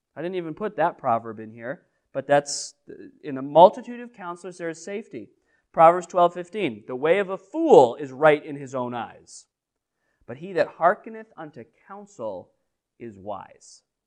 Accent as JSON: {"language": "English", "region": "New England", "country": "United States", "said": "Most of us are New Englanders, so, and we're from the Northeast"}